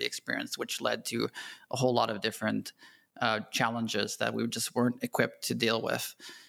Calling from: Canada; moved away as an adult; I'm calling from beautiful Bali, where we moved 2 months ago from Canada.

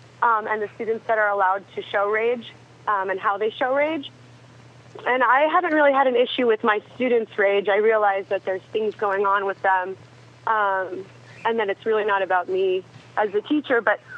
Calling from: Anchorage, Alaska, United States; I'm calling from Anchorage. And I work in education

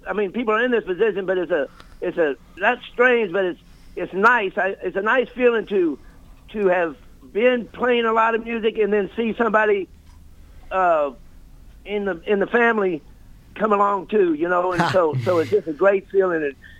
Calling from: Jefferson City, Missouri, United States; I'm down in Jeff City.

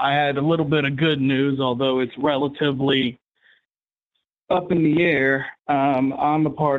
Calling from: Gadsden, Alabama, United States; Gadsden, Alabama.

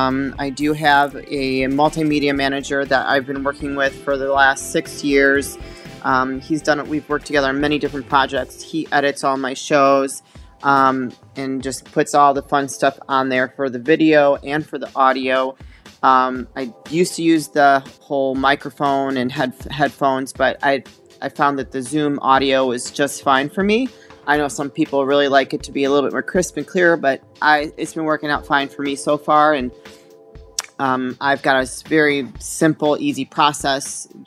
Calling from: Chicago, Illinois, United States; I'm joining you from Chicago, Illinois.

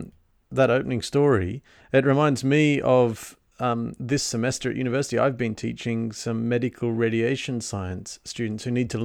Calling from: Sydney, New South Wales, Australia; recording from Sydney.

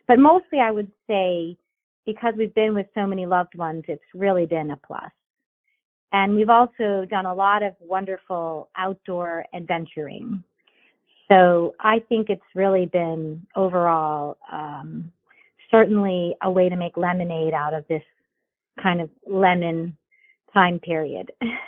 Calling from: Florida, United States; I'm in Florida, and we're having an unseasonably warm winter, you know, this last month.

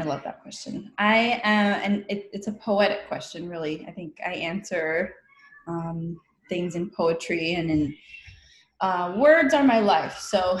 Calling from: Coachella Valley, Southern California, United States; The community that I come from made me me. I'm calling in from the Coachella Valley, which is stolen Kuya land. That's in Southern California.

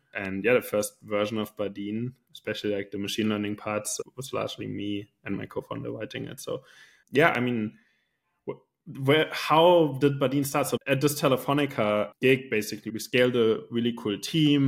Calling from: Switzerland; calling in from Switzerland

